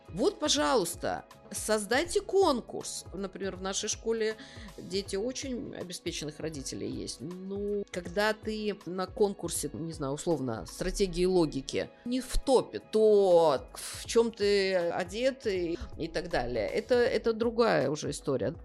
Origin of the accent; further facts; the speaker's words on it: Kaliningrad Oblast, Russia; Я из Калининградской области